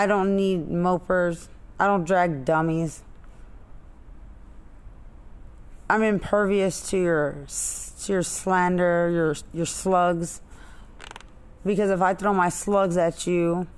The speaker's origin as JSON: {"language": "English", "town": "Lubbock", "region": "Texas", "country": "United States", "said": "I'm from Lubbock"}